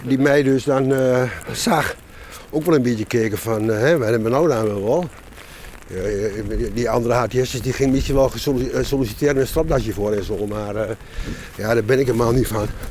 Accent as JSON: {"language": "Dutch", "town": "Enschede", "region": "Overijssel", "country": "Netherlands", "tie": "born or raised there", "lives_now": "Hengelo, Netherlands", "said": "Ik ben geboren in, eh, Enschede en ik woon in Hengelo"}